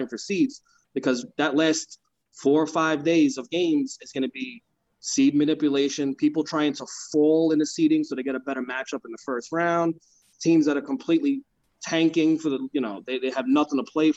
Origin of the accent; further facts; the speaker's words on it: New York City, New York, United States; moved away as an adult; now in New Jersey, United States; I grew up in Brooklyn for 29 years